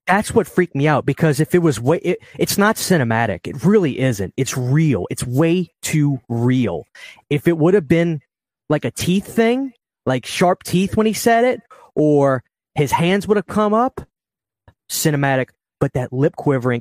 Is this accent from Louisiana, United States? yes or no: yes; New Orleans, Louisiana, United States; As a kid, growing up in New Orleans